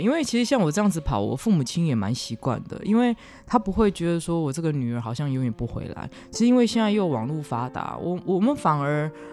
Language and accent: Chinese; Taiwan; 像我们台湾人